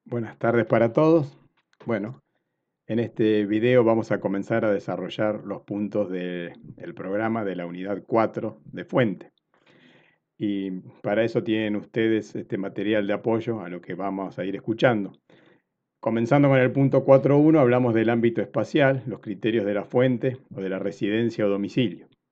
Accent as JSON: {"language": "Spanish", "country": "Argentina"}